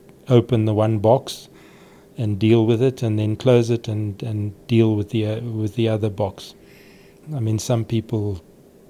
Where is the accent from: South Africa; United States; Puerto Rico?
South Africa; Johannesburg, Gauteng; I grew up here in Bryanston, which is a higher socioeconomic area and always has been.